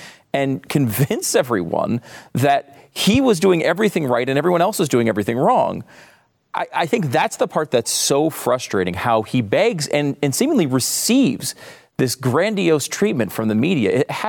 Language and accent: English; New York, United States; as a person who grew up in New York and grew up in the Northeast, there is something familiar about the way he talks and about his mannerisms.